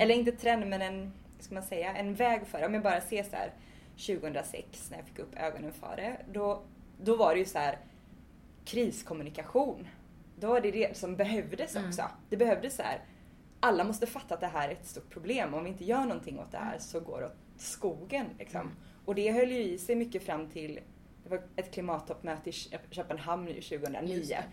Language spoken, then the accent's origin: Swedish; Svartedalen, north of Gothenburg, Bohuslän, Västra Götaland, Sweden; jag föddes i Svartedalen som är ett naturreservat norr om Göteborg i Bohuslän